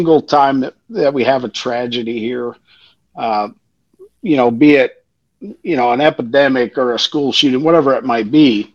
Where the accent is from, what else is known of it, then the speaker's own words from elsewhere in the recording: Pasadena, Texas, United States; I'm from the South. I'm from the Houston, Pasadena area